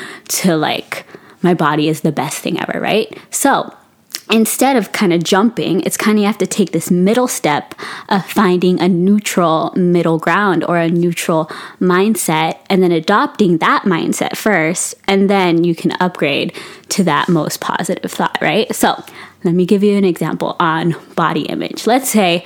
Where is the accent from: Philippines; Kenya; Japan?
Philippines; I'm Filipino